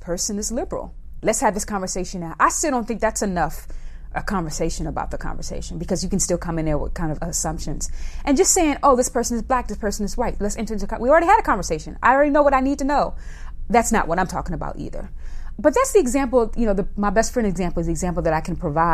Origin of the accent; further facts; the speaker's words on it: the South, United States; moved away; also born or lived in Northeast US; I'm a Black woman who was raised in the South, lived in the Northeast all of her life.